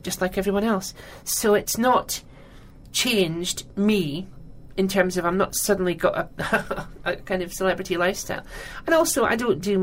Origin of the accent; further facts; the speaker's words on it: Scotland, United Kingdom; I'm Scottish